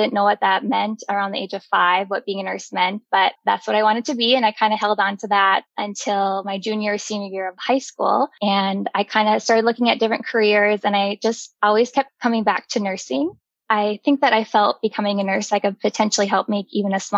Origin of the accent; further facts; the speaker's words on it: Jamestown, North Dakota, United States; moved away as an adult; also born or lived in Fargo, North Dakota / Rochester, Minnesota; I grew up in Jamestown, North Dakota. I was born and raised there